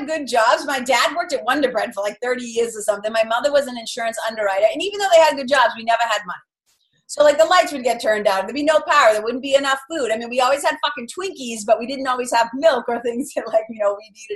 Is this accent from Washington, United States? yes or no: no; Lawrence, Massachusetts, United States; accent: Boston; I grew up in a tough little river. I would say it's like a mill town. It's like a river city. There's a river that runs right through the Merrimack River. So a little city called Lawrence, Mass.